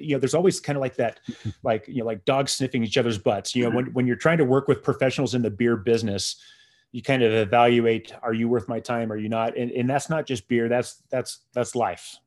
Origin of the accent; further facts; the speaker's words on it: San Diego, California, United States; I grew up in San Diego